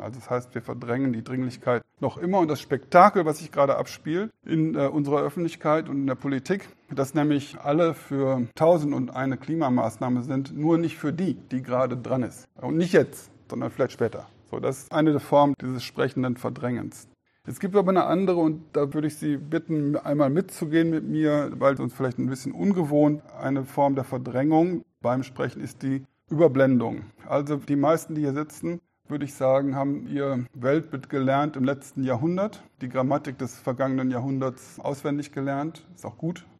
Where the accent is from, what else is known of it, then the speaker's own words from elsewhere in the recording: Germany; als Deutsche